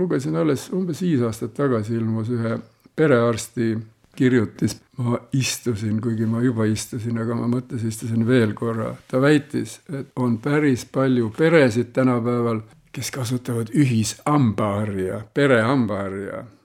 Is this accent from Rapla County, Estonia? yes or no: yes; Raikküla, Rapla County, Estonia; ma ise olen pärit Raikülast, sellisest väga kuulsast kohast Põhja-Eestist